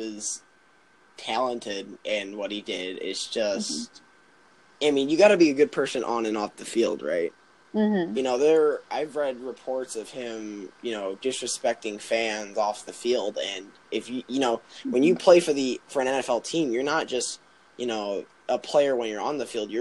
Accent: Chicago, Illinois, United States; I'm from Chicago

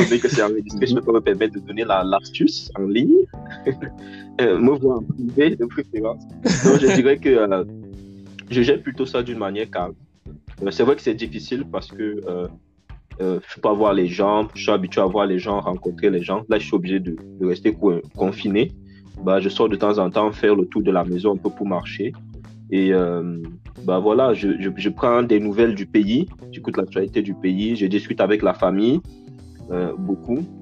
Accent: Cameroon; now in Canada; moi, en tant que Camerounais

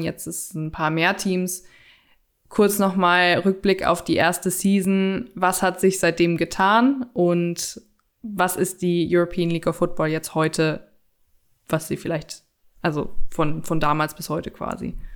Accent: Cologne, North Rhine-Westphalia, Germany; als Kölner

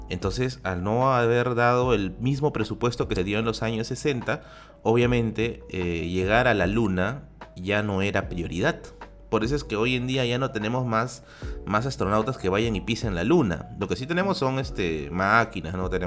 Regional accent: Peru

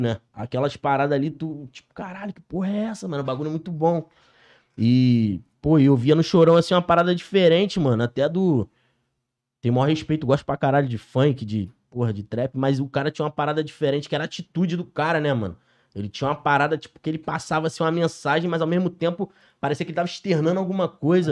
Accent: Niterói, Rio de Janeiro, Brazil; Sou cria lá da CCD, Niterói, Cocada

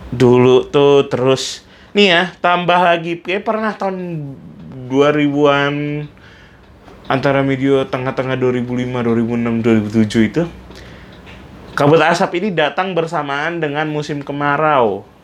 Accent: Pontianak, West Kalimantan, Indonesia; saya pun waktu dari kecil kan memang tinggal di Pontianak jadi saya paham betul bahwa ketika kebut asap datang itu adalah momen paling buruk di hidup saya

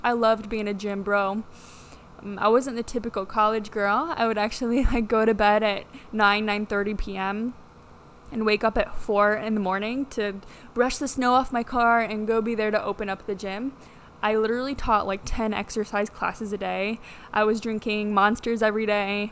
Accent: Midland, Michigan, United States; also born or lived in Texas; now in Miami, United States; I grew up in Midland, Michigan, small town, um, all the way up there.

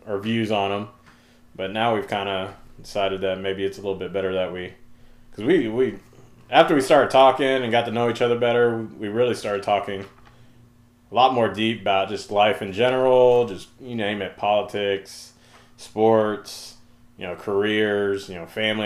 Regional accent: Oklahoma, United States; moved away as an adult; also born or lived in Germany; now in Dallas, United States; Just a kid, grew up in Oklahoma, moved down to Dallas about a decade ago

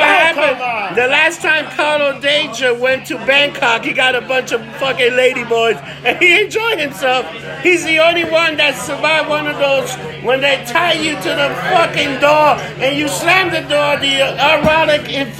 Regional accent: United States; I'm American, goddamn. I was born here.

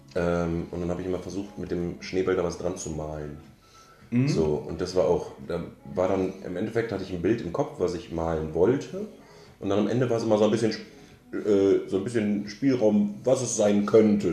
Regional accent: Münster, North Rhine-Westphalia, Germany; ich komme gebürtig und bin auch dort aufgewachsen aus Münster oder aus der Nähe von Münster

